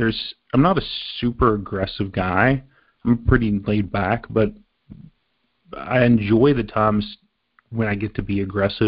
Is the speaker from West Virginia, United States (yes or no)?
yes; southern West Virginia, United States; now in Pittsburgh, United States; I grew up in southern West Virginia